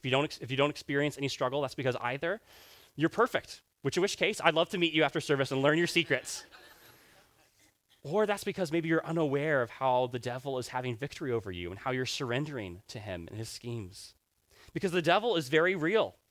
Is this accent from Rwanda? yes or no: yes; Rwanda; I grew up in Rwanda